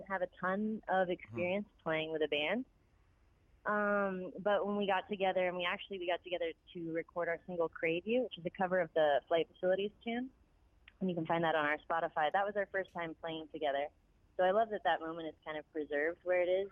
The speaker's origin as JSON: {"language": "English", "town": "Delray Beach", "region": "Florida", "country": "United States", "tie": "born or raised there", "said": "I was born and raised in Delray Beach, Florida"}